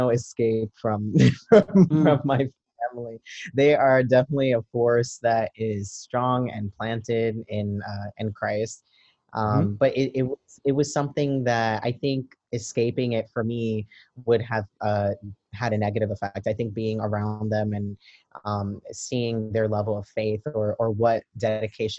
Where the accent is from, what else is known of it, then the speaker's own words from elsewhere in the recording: New York City, New York, United States; I am a Brooklyn native. I was born and raised in East New York in Brooklyn